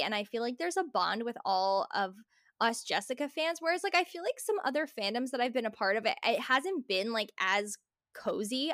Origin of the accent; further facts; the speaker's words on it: New Jersey, United States; growing up in New Jersey